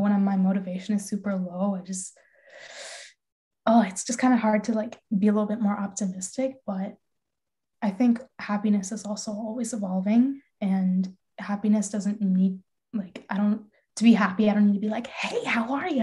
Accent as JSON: {"language": "English", "town": "Calgary", "region": "Alberta", "country": "Canada", "tie": "born or raised there", "moved": "yes", "lives_now": "Michigan, United States", "said": "moving from my hometown to Michigan"}